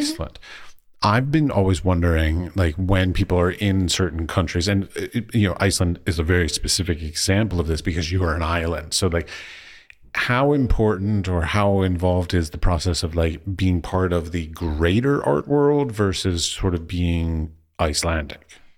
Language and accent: English; United States; moved away as an adult; now in Czech Republic; as an American